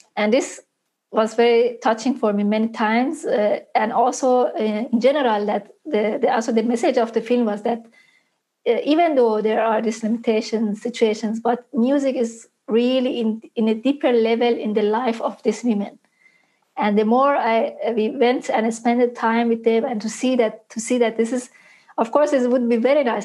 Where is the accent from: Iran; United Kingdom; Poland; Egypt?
Iran; Isfahan; my hometown to Isfahan